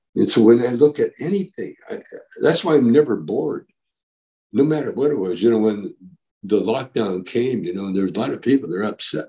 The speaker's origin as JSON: {"language": "English", "town": "Calgary", "region": "Alberta", "country": "Canada", "tie": "born or raised there", "also_born_or_lived": "Edmonton, Alberta, Canada", "moved": "yes", "lives_now": "Vancouver, Canada", "said": "I grew up kind of in Calgary, Alberta, Canada"}